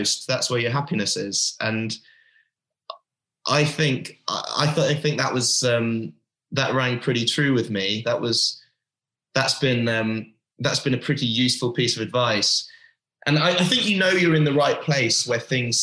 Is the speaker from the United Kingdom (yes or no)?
yes; United Kingdom; accent: British; moved away as an adult; also born or lived in London; now in United States; I grew up in the UK, but I've got an American passport